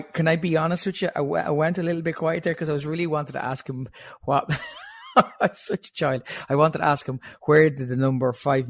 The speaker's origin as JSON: {"language": "English", "country": "Ireland", "said": "as an Irish person"}